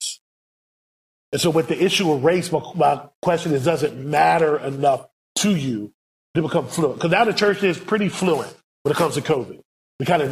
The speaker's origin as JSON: {"language": "English", "country": "United States", "said": "we, as American missionaries"}